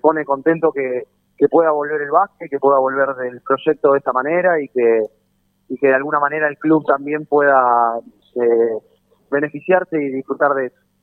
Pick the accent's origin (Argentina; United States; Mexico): Argentina; Lanús, Buenos Aires Province; no nací acá, no, no me crié acá, soy de Lanús